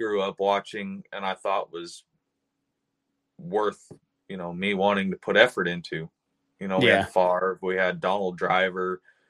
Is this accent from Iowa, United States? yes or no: yes; Iowa, United States; I grew up in Iowa